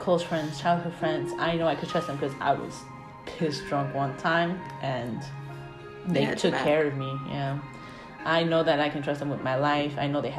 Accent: Peru; I'm Peruvian. I don't know.

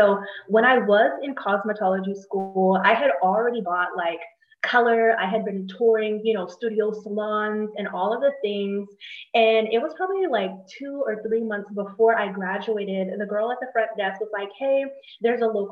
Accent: Charleston, South Carolina, United States; I am from Charleston, South Carolina

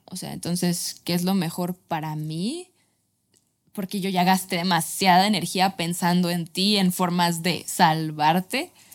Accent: Guadalajara, Jalisco, Mexico; yo soy tapatía

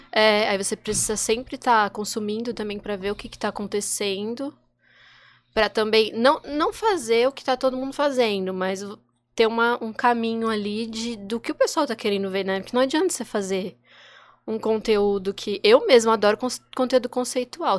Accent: São Paulo, Brazil; moved away as an adult; now in Santos, Brazil; mudei pra cá, eu sou de São Paulo

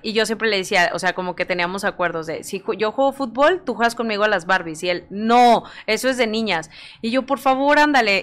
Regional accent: San Luis Potosí, Mexico; yo soy originaria de San Luis Potosí

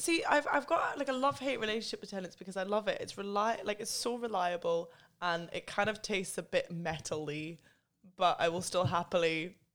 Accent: England, United Kingdom; born there; I was born in England, so I'm allowed to say that they're wrong.

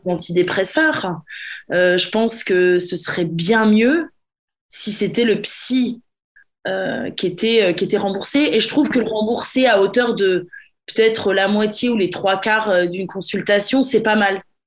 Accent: France; now in England, United Kingdom; je suis franchouillarde, je suis française

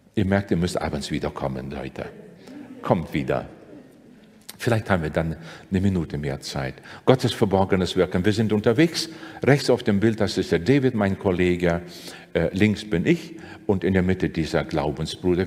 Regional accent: Sigulda, Latvia; moved away; die lutherische Kirche in meiner Heimatstadt in Sigulda

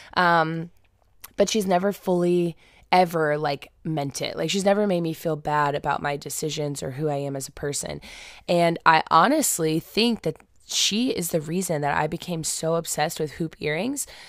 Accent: Indianapolis, Indiana, United States; I was born and raised in Indianapolis

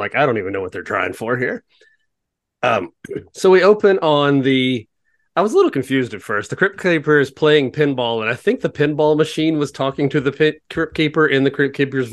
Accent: the South, United States; I'm a Southerner

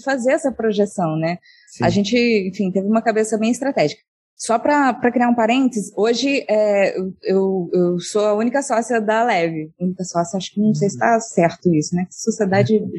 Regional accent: Monte Sião, Minas Gerais, Brazil; moved away as an adult; also born or lived in Rio de Janeiro; eu sou do interior de Minas a, numa cidade chamada Monte Sião

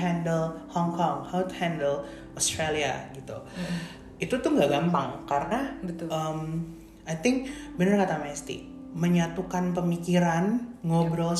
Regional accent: Indonesia; moved away as an adult; kita waktu di Indonesia di, dari kecil kita juga dididik untuk kayak wah bule bule bule gitu

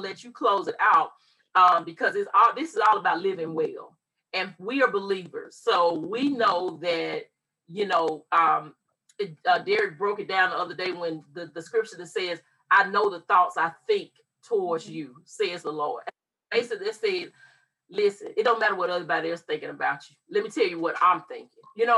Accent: Mississippi, United States; We both were born and raised in Mississippi

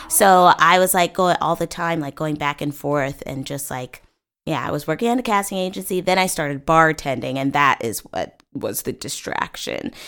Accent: Bellevue, Washington, United States; moved away as an adult; also born or lived in Seattle, Washington; now in Los Angeles, United States; born and raised in Bellevue, Washington

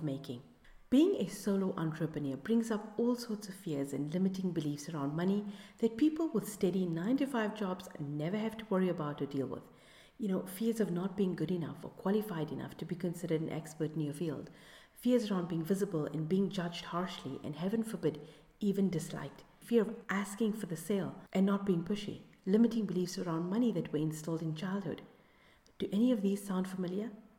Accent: South Africa; my home country of South Africa

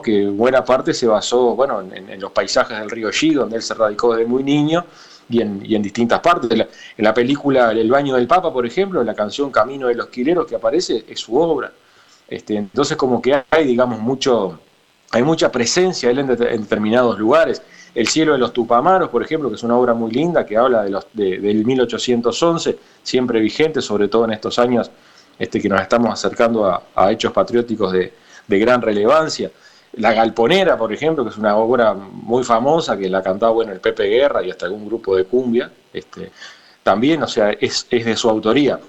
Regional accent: Soriano, Uruguay; yo soy de Soriano

